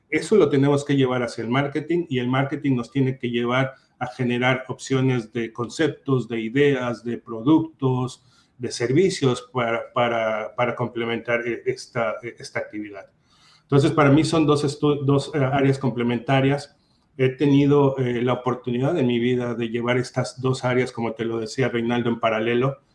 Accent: Mexico; also born or lived in Brazil / Spain; now in United States; Y en los últimos 20 años he tenido la oportunidad de vivir en México, claro, es mi país de origen. Eh, claro, también viví en Brasil por un año, vine a Estados Unidos, eh, fui a Brasil, regresé a Estados Unidos, fui a España

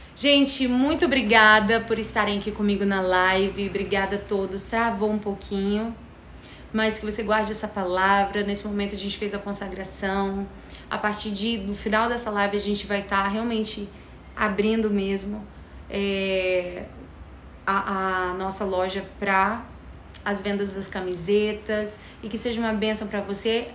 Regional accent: Rio de Janeiro, Brazil; a gente é daqui do Rio de Janeiro

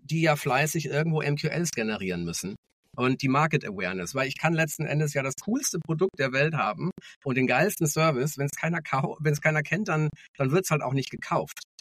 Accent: Munich, Bavaria, Germany; geboren in München, also tatsächlich auch Münchner Kinde

